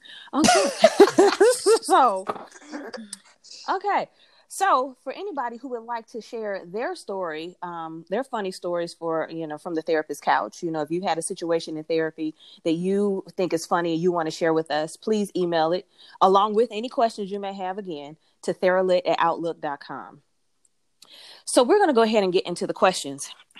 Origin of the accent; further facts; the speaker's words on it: Detroit, Michigan, United States; accent: country city accent; I'm from Detroit, but people don't necessarily, if they hear me talk, they don't know where I'm from because they think that I am from the South, because my mom is from Atlanta. And so it's like, I have this country city accent sometimes.